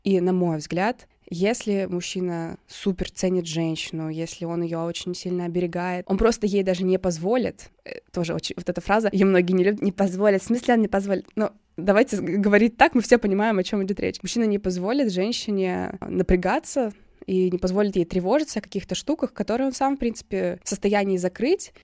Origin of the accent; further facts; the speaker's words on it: Russia; I'm from Russia